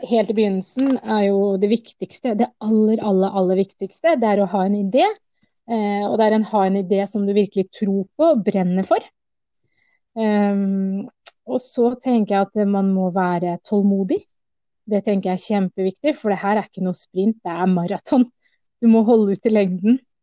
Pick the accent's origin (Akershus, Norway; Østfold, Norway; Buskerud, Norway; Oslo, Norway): Oslo, Norway; Jeg er norsk-somalier, men født i Oslo